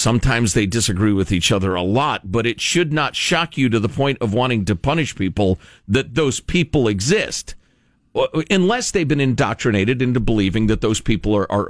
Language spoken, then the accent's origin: English; Chicago, Illinois, United States; I grew up in Chicagoland, and you're either a Cubs fan or a Sox fan.